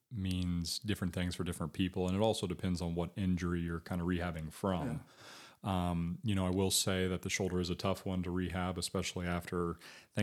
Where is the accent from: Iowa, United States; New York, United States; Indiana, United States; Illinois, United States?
Indiana, United States; Batesville; also born or lived in Greensburg, Indiana / Hope, Indiana / Dayton, Ohio / Columbus, Ohio; I loved growing up here. And then a big part of the decision was I had children. So mm-hmm. I can't say that before having kids and a different mindset that I, you know, may or may not have ended up back here in my hometown